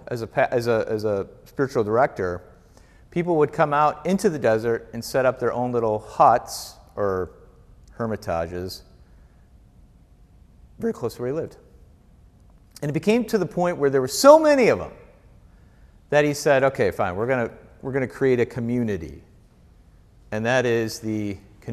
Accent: Wisconsin, United States; moved away; I was from Wisconsin.

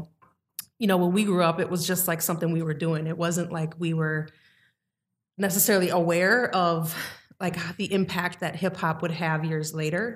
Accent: Mequon, Wisconsin, United States; I grew up in Mequon, a very dominant white community

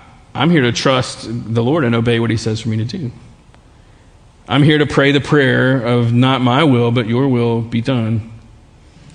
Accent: Baton Rouge, Louisiana, United States; growing up in Baton Rouge, living in Baton Rouge, there are some things about life here that also become defaults for us sometimes.

